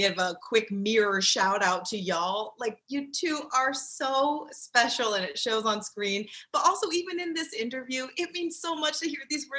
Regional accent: New Jersey, United States; I'm from New Jersey, a lot of Italian kids in my neighborhood.

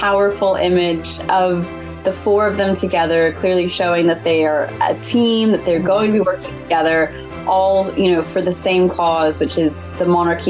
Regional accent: United States; now in United Kingdom; I am an American living in the UK.

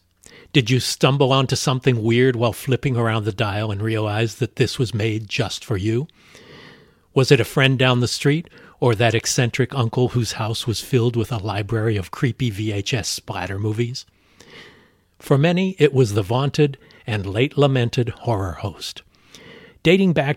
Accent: Los Angeles, California, United States; my hometown of Los Angeles

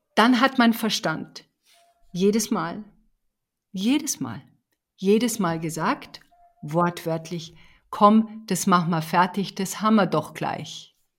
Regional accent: Bavaria, Germany; ich komme aus Bayern

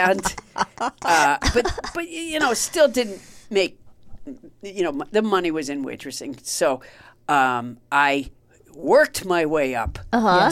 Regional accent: Massachusetts, United States; also born or lived in Orlando, Florida; I was so homesick from Massachusetts that I came back

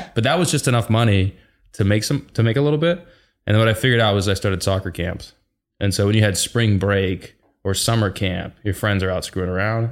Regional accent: Seattle, Washington, United States; born and raised in Seattle.

